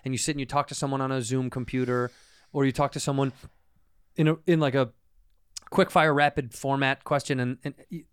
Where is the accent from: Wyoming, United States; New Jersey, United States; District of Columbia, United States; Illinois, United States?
Illinois, United States; Chicago; I'm from Chicago